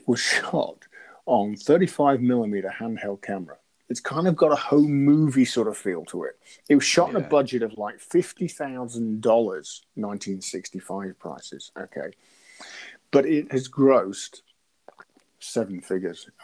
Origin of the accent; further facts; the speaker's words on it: Lincolnshire, East Midlands, United Kingdom; I'm from Lincolnshire.